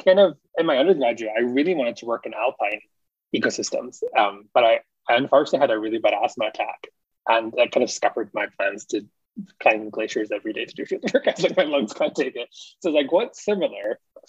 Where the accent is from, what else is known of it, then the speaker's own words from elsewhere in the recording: Scotland, United Kingdom; moved away as an adult; also born or lived in England / Alaska; now in Canada; because I grew up in Scotland and I moved to England to do my master's and my PhD. But a big chunk of my PhD was in Alaska and had a lot of American colleagues.